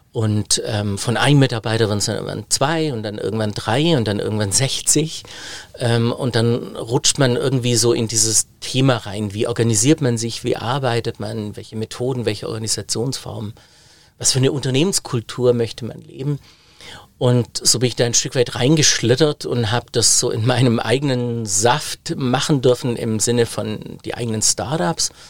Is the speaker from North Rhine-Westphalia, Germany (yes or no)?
no; Biberach an der Riss, Baden-Württemberg, Germany; Hatte ein super Angebot von der Volkshochschule in Biberach an der Riss, meine Heimatstadt